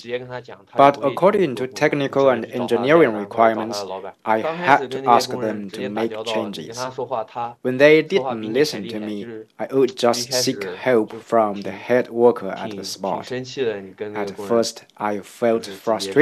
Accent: Hefei, Anhui, China; I set off from Hefei, which is also my hometown.

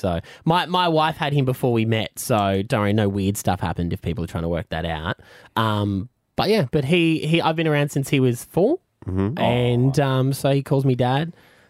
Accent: Gladstone, Queensland, Australia; moved away as an adult; also born or lived in Gold Coast / Toowoomba; now in Brisbane, Australia; I'm a Queensland boy. I grew up in Gladstone in central Queensland, which is like the size of one suburb of Brisbane. But lived around here, you know, once I got out of home, did the Gold Coast, lived in Brisbane, lived in Toowoomba.

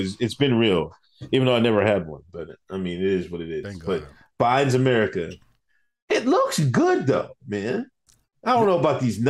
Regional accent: United States; Like, it's unfair for me to say I'm Nigerian when Nigerians are over here that have been there, that speak the language. You know what I'm saying? We're Americans.

